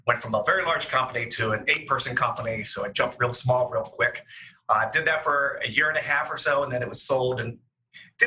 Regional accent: Pittsburgh, Pennsylvania, United States; moved away as an adult; also born or lived in Seattle, Washington; now in Cleveland, United States; I'm a native Midwestern boy. I grew up in the Pittsburgh area.

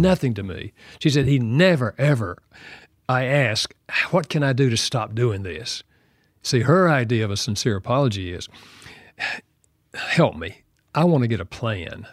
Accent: the South, United States; I'm from the South

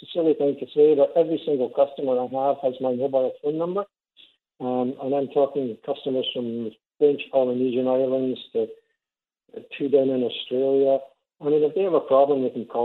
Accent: Scotland, United Kingdom; now in St. Catharines, Canada; I'm Scottish.

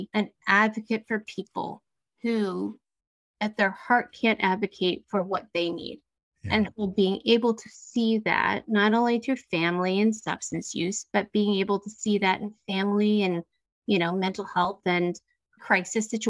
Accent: Washington, District of Columbia, United States; I literally live 10 blocks from where my parents' home was and where I grew up on Capitol Hill

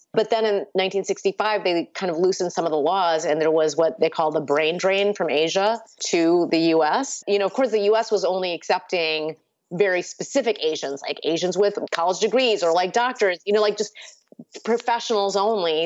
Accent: Batavia, Illinois, United States; first language Urdu; English is a second language; also born or lived in India; now in Chicago, United States; in my hometown, which was Batavia, Illinois

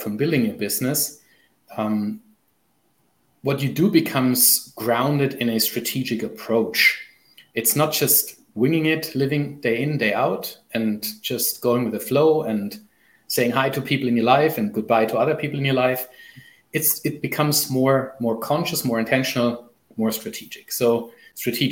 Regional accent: Germany; first language German; English is a second language; also born or lived in Canada; I don't know what it is in my mother tongue, so I'm German

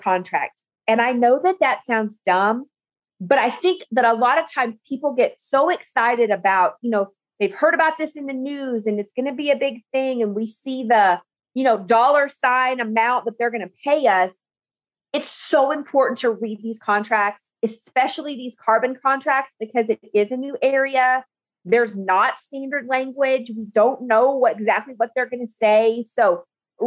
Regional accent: New Mexico, United States; moved away as an adult; also born or lived in Oklahoma / Albuquerque, New Mexico / West Texas; now in Texas, United States; I grew up in New Mexico on my family's farm and ranch

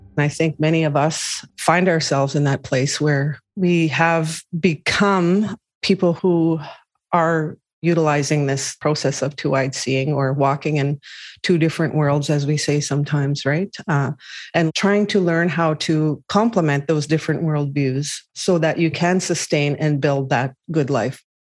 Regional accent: Pine Creek First Nation, Treaty 4 territory, Manitoba, Canada; now in Winnipeg, Canada; I'm Anishinaabe. I'm from Treaty 4 territory, Pine Creek First Nation.

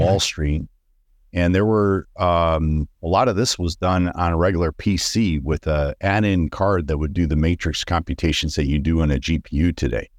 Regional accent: Detroit, Michigan, United States; I grew up in Detroit in the city

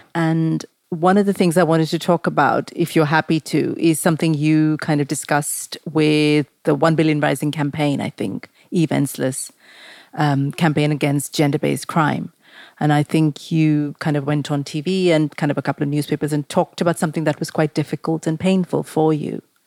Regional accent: Mumbai, Maharashtra, India; I grew up in Mumbai

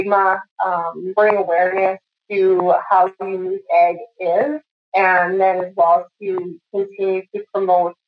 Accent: Saskatoon, Saskatchewan, Canada; I grew up in Saskatoon, Saskatchewan.

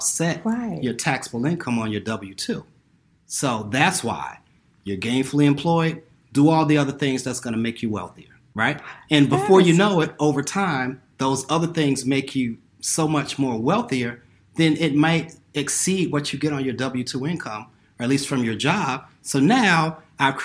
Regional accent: New York City, New York, United States; now in Silicon Valley, United States; I happen to live in Silicon Valley. I grew up in New York City

